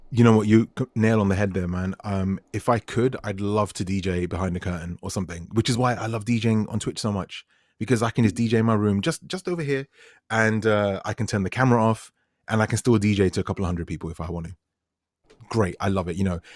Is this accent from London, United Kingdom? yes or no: yes; London, United Kingdom; I'm a dude from West London